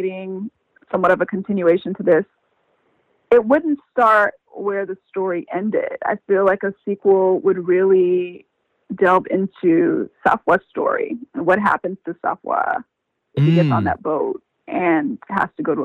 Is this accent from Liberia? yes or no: yes; Liberia